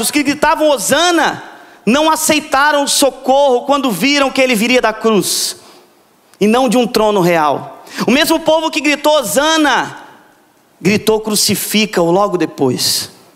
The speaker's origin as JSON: {"language": "Portuguese", "town": "Vitória", "region": "Espírito Santo", "country": "Brazil", "said": "Eu vim lá de Vitória, que tem muqueca capixaba"}